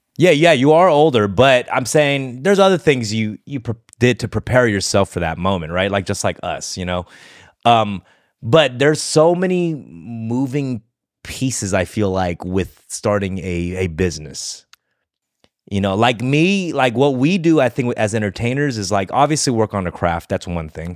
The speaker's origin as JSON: {"language": "English", "town": "Los Angeles", "region": "California", "country": "United States", "tie": "born or raised there", "said": "I grew up there"}